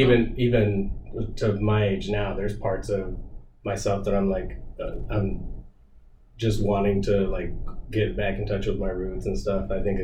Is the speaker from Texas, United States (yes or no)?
yes; Texas, United States; Just growing up in Texas, my dad's boss, he was really nice, really kind